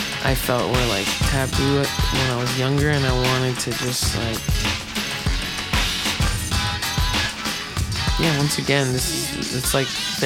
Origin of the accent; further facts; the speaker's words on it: United States; we're just like American as fuck.